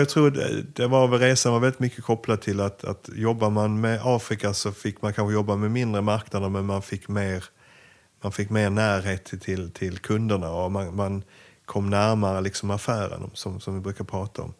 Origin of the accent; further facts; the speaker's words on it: Eslöv, Skåne, Sweden; moved away as an adult; also born or lived in Ukraine; egentligen är det Eslöv